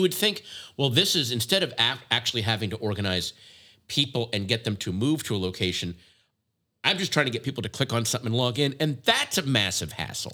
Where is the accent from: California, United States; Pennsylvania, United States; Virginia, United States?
Virginia, United States; my home state of Virginia